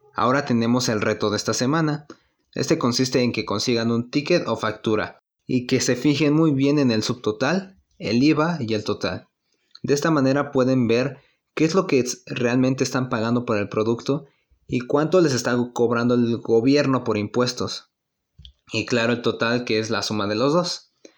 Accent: Mexico; nosotros tenemos la obligación como mexicanos

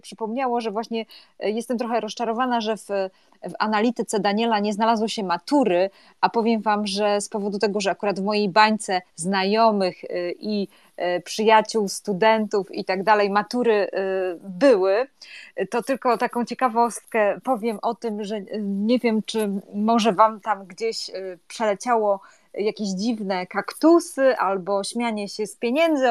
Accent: Gdańsk, Pomeranian Voivodeship, Poland; u nas w Gdańsku

